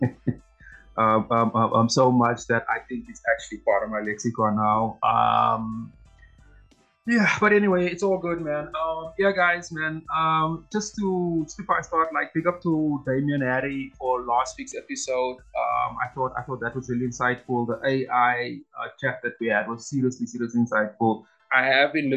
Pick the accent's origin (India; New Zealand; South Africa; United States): South Africa; I'm a South African